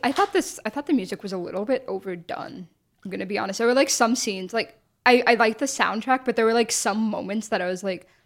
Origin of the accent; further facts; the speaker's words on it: United States; us as like American viewers